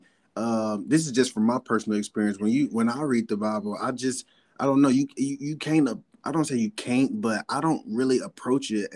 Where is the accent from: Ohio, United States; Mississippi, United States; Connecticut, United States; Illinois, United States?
Mississippi, United States; Columbus; I'm from Columbus down the road, so I know Caledonia.